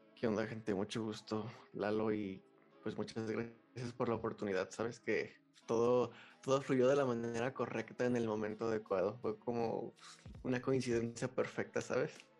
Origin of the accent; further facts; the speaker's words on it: León, Guanajuato, Mexico; soy de León, Guanajuato